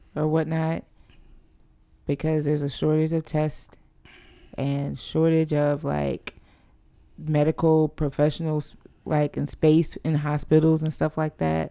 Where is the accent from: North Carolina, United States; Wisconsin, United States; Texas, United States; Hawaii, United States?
North Carolina, United States; Fayetteville; moved away as an adult; now in Charlotte, United States; growing up in Fayetteville